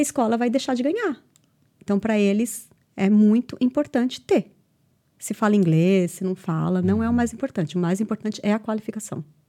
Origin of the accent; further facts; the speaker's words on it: Brazil; moved away as an adult; now in Ireland; quando eu saí uhum. do, do, Brasil pra, pra Irlanda, quando eu decidi vir pra Irlanda